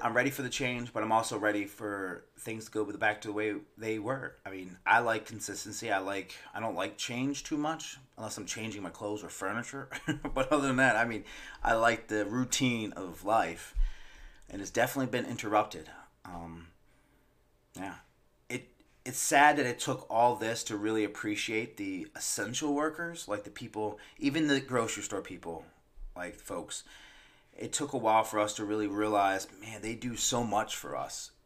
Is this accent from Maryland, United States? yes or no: yes; Maryland, United States; moved away; my birth state, which is Maryland